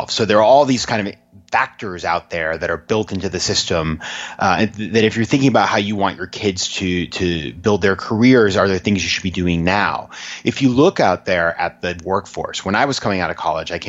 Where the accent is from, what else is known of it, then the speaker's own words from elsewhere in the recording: Maine, United States; a small town in Maine, about 20,000 people